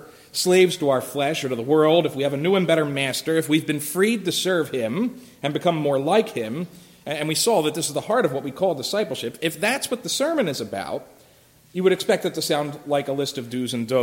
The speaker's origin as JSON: {"language": "English", "town": "Philadelphia", "region": "Pennsylvania", "country": "United States", "moved": "yes", "said": "I'm from Philadelphia originally"}